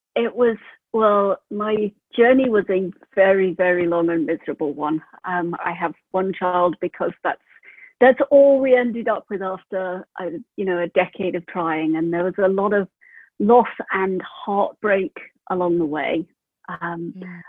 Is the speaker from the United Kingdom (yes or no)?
yes; United Kingdom; moved away as an adult; also born or lived in Prague; now in New Zealand; I'm from the UK